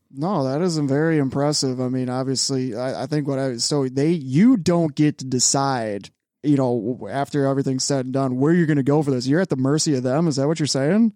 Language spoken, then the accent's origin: English; Chicago, Illinois, United States; moved away; I'm from Chicago